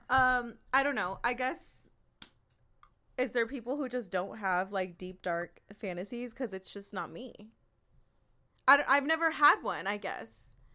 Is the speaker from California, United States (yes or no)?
yes; West Coast of California, United States; I'm from the West Coast of California